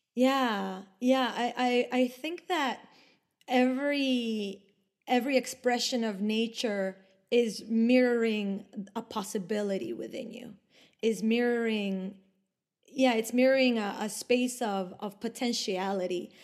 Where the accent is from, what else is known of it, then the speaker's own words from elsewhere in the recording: Ecuador; English is a second language; moved away as an adult; also born or lived in Argentina / Italy; now in Sweden; I was born and raised in Ecuador, but my parents and my ancestors are from Argentina and from Italy